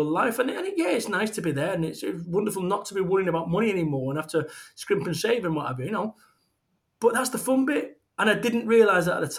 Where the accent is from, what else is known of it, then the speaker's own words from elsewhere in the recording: Manchester, North West England, United Kingdom; moved away as an adult; also born or lived in Somerset; I moved away from Manchester, my home of 21 mm-hmm. years. I moved away and I moved to Somerset